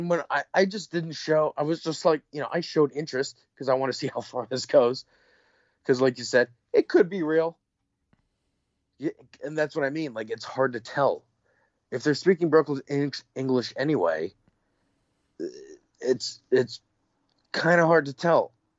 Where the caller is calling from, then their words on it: New York, United States; from New York.